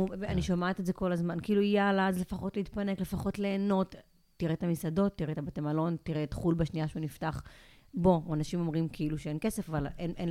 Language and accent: Hebrew; Ashkelon, Southern District, Israel; now in Tel Aviv, Israel; אני אשקלונית במקור